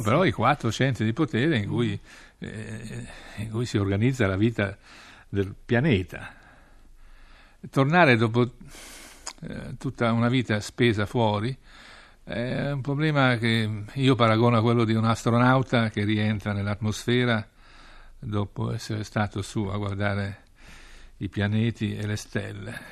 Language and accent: Italian; Piedmont, Italy; moved away as an adult; also born or lived in Rome / Washington / Moscow / Beijing; sono un piemontese nato fra eh, le colline e le vigne che producono Barbera